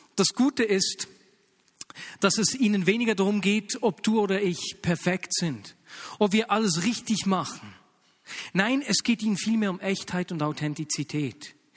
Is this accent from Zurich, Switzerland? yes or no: no; Bern, Switzerland; accent: Bernese German; bei uns in Berndeutsch